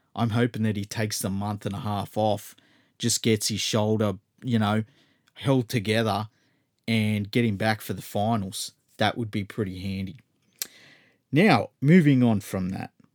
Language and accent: English; Australia; As an Australian